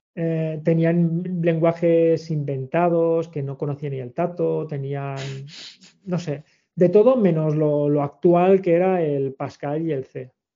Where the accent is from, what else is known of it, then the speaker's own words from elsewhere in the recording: Sant Boi de Llobregat, Catalonia, Spain; soy de Sanboy